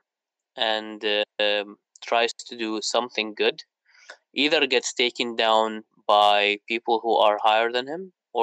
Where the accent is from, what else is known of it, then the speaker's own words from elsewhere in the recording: Iraq; moved away; I'm originally from Iraq